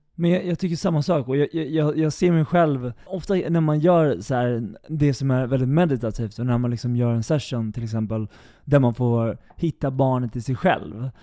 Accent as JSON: {"language": "Swedish", "town": "Eskilstuna", "region": "Södermanland", "country": "Sweden", "said": "jag kommer från Eskilstuna"}